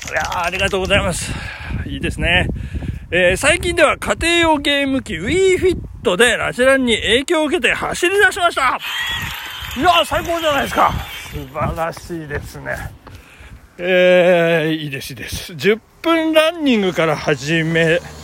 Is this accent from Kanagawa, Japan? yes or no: no; Tokyo, Japan; accent: Edokko (hi pronounced as shi); 江戸っ子なんで